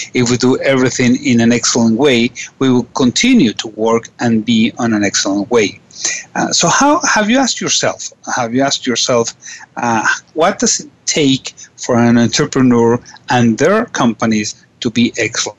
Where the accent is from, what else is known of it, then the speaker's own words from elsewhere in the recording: Caracas, Capital District, Venezuela; I am from Caracas, Venezuela